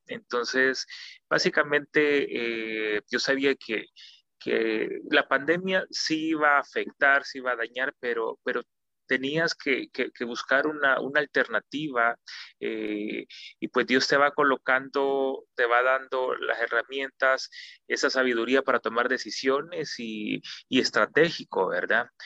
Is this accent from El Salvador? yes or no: yes; El Salvador; somos salvadoreños